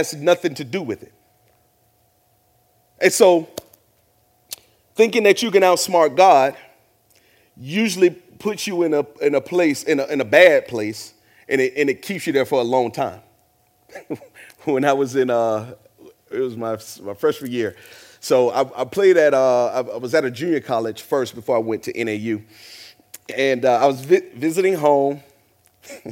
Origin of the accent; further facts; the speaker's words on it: the South, United States; Growing up in the South and from a black family